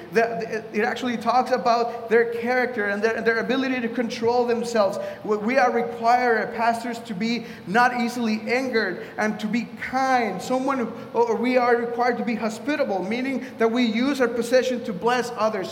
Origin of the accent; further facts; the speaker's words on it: Mexico; now in Washington, D.C., United States; I was raised in Mexico